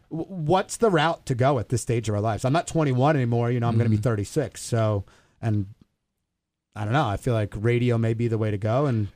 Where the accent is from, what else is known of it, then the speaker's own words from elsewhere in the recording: New York, United States; accent: Long Island; You could tell if you close your eyes, if you've never listened or met me, you could tell I'm from New York. I lost my Long Island accent.